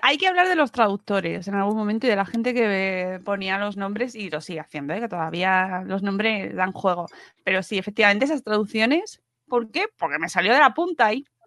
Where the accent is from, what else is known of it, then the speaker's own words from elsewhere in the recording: Alcorcón, Community of Madrid, Spain; los de Alcorcón no, no teníamos necesidad de acercarnos a ese barrio del sur, que es Móstoles. Nosotros nos quedábamos en nuestra zona privilegiada, Alcorcón